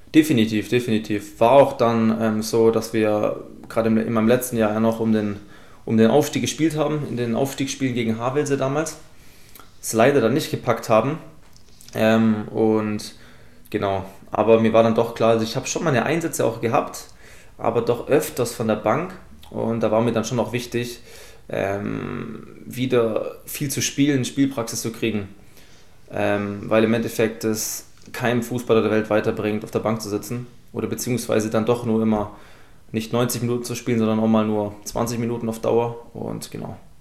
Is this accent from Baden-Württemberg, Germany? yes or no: yes; Esslingen, Baden-Württemberg, Germany; ich komme aus Esslingen